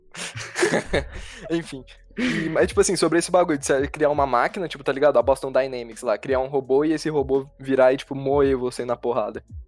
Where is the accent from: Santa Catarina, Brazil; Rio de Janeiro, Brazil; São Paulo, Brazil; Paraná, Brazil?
São Paulo, Brazil; São José do Rio Preto; a gente é de São José do Rio Preto, São Paulo.